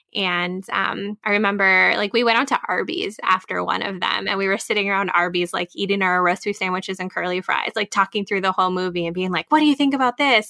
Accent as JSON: {"language": "English", "region": "Minnesota", "country": "United States", "tie": "born or raised there", "said": "my home state"}